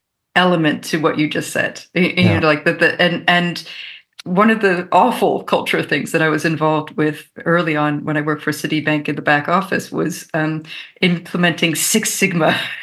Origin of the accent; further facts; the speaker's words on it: Maryland, United States; also born or lived in Mexico / Canada; I grew up in North America. And I actually grew up in the US, Mexico, and Canada, sort of moving around. And then we came back to Maryland when I was in middle school.